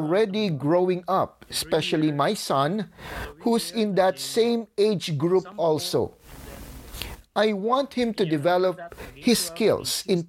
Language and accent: English; Lipa, Calabarzon, Philippines; moved away as an adult; now in Winnipeg, Canada; used to live back in my hometown in Lipa